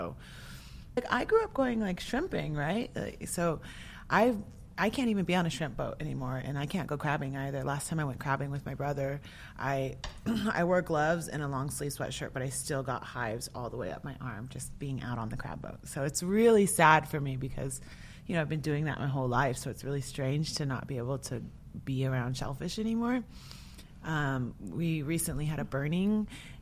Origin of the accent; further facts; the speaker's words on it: the Northwest, Pacific Northwest, United States; I eat a lot of salmon, you know, because I'm from the Northwest.